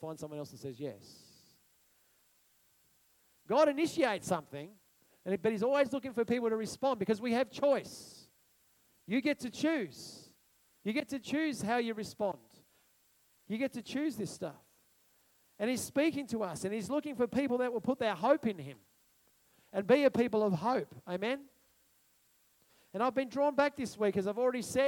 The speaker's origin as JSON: {"language": "English", "country": "Australia", "said": "I'm an Australian."}